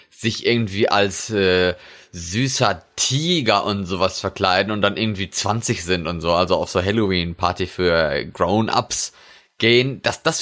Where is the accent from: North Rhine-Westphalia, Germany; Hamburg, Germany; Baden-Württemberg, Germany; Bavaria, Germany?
North Rhine-Westphalia, Germany; now in Norway; Bei uns in, in Westfalen. Ach so. Also wo ich herkomme, wo ich geboren wurde.